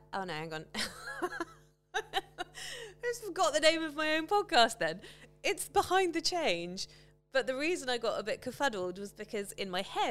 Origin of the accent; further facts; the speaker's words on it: United Kingdom; accent: British; my British accent